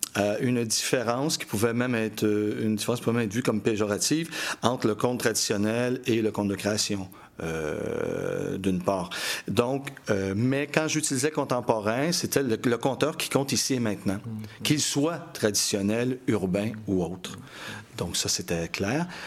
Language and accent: French; Montreal, Quebec, Canada; also born or lived in Paris / Strasbourg; Je suis un Montréalais de souche, il n'y en a pas tant que ça en passant. Je suis né à Montréal, je vais mourir à Montréal, on m'a déporté en banlieue